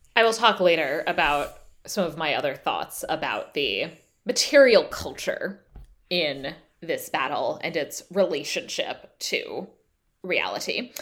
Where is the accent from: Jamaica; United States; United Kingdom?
United States; as an American living uh, in the years after the, pu, after the Trump presidency